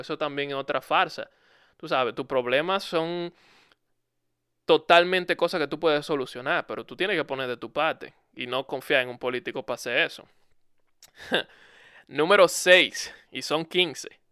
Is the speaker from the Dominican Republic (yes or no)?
yes; Dominican Republic; En mi país eso es algo muy común. En República Dominicana es muy común